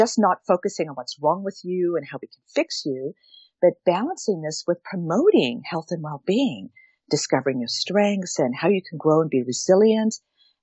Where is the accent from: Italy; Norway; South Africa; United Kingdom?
South Africa; moved away; I was born and raised in South Africa. And so that's why I have an accent a little bit.